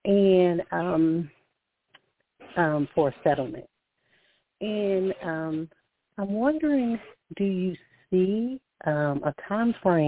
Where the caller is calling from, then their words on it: Alabama, United States; I'm calling from Alabama.